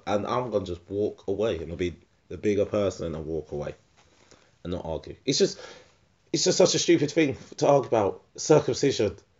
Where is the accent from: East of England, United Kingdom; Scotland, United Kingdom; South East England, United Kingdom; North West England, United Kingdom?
East of England, United Kingdom; Essex; I'm from, I'm from Essex